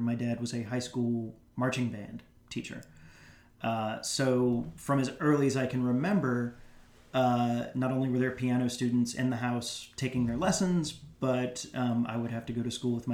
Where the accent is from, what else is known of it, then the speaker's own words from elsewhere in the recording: Greensboro, North Carolina, United States; moved away as an adult; also born or lived in New York; my hometown of Greensboro, North Carolina